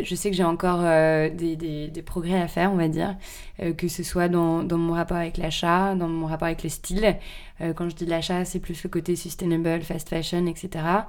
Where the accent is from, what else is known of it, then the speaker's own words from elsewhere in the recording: Paris, Île-de-France, France; Je suis née à Paris, j'ai grandi à Paris